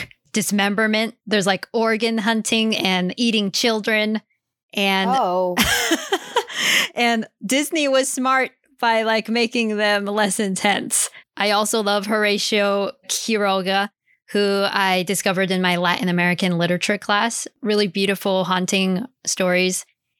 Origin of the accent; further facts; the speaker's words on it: Hanau, Hesse, Germany; moved away; Since I grew up in Hanau, Germany, where the Brothers Grimm are from